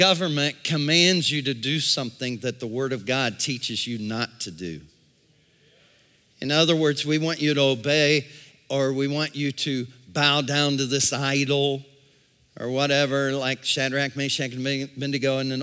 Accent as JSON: {"language": "English", "country": "United States", "tie": "born or raised there", "said": "I was born in America"}